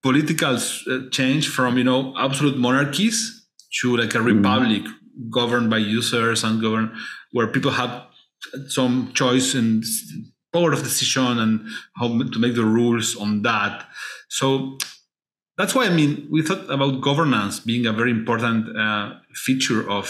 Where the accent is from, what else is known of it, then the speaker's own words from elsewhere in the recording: Argentina; I am from Argentina